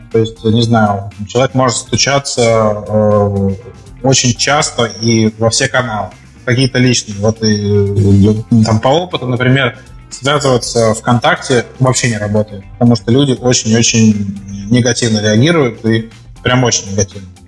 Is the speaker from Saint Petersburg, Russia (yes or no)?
no; Novosibirsk, Novosibirsk Oblast, Russia; moved away; Ну да, я, я, нет, я из Новосибирска как бы, приехал.